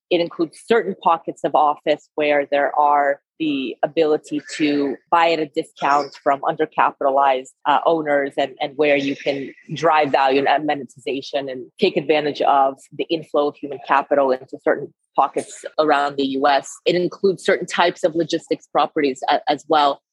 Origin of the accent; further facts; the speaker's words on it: California, United States; moved away as an adult; also born or lived in Russia / San Francisco Bay Area / Philadelphia / London; I was born in Russia, so I'm a first generation immigrant, grew up in California